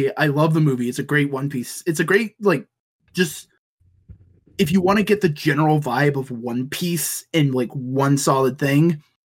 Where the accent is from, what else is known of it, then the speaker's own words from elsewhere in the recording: the South, United States; we are all American, we're all from the South